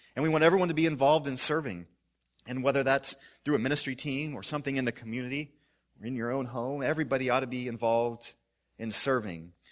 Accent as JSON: {"language": "English", "region": "Missouri", "country": "United States", "tie": "born or raised there", "said": "I grew up in Missouri"}